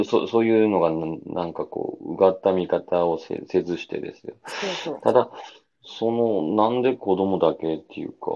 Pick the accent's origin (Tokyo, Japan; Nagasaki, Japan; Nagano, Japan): Nagasaki, Japan; Kaminoshima, Nagasaki area, Japan; 私の地元の上野島のあたりとか、